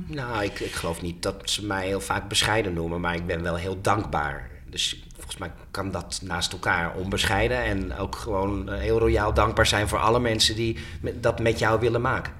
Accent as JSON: {"language": "Dutch", "town": "Haarlem", "region": "North Holland", "country": "Netherlands", "tie": "born or raised there", "said": "mijn geboortestad Haarlem"}